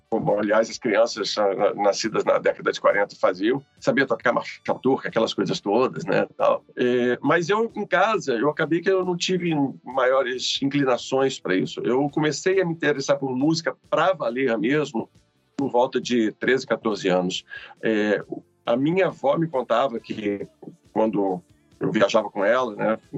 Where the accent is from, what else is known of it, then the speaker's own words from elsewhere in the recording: Rio de Janeiro, Brazil; born there; also born or lived in Belo Horizonte; E eu nasci no Rio de Janeiro e fui morar em Belo Horizonte.